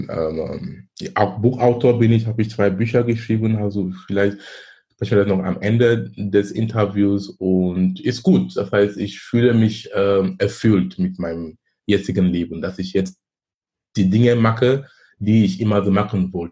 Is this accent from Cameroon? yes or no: yes; Cameroon; moved away as an adult; now in Germany; Ich komme ursprünglich aus Kamerun. Ich lebe in Deutschland seit fast 20 Jahren. Bin damals gekommen wegen Studium